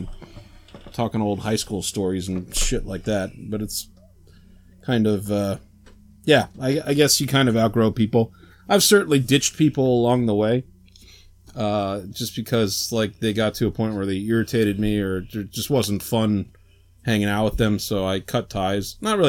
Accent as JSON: {"language": "English", "region": "Maryland", "country": "United States", "tie": "born or raised there", "moved": "yes", "said": "I grew up in Maryland, so anytime I go home to Maryland to visit people down there"}